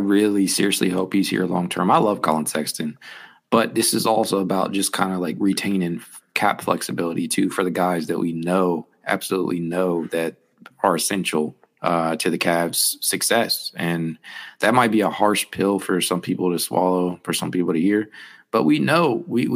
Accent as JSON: {"language": "English", "town": "Dayton", "region": "Ohio", "country": "United States", "said": "I'm from Dayton. I'm a UD guy."}